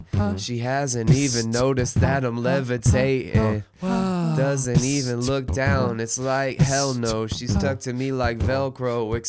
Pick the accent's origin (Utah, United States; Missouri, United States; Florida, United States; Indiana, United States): Utah, United States; I'm from Utah.